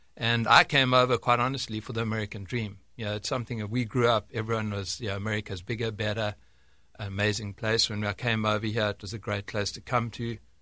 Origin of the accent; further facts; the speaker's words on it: South Africa; moved away as an adult; now in United States; I was born in, born and bred in South Africa, and, uh, grew up there until my, uh, I don't know, mid-twenties or so